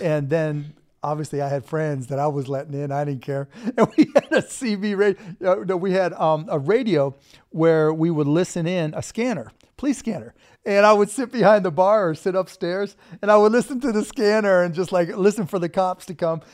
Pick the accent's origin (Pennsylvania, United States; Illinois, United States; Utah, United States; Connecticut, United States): Pennsylvania, United States; Pittsburgh; moved away as an adult; also born or lived in Bloomington, Indiana; now in Dallas, United States; I grew up in Pittsburgh and Bloomington